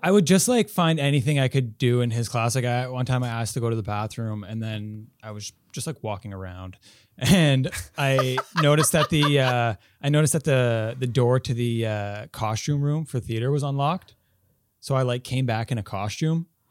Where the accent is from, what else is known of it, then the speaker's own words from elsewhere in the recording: Quebec, Canada; also born or lived in Halifax; now in Montreal, Canada; I'm from Quebec originally, so, like, uh, but I'm not from Montreal, so I'm still pretty new to Montreal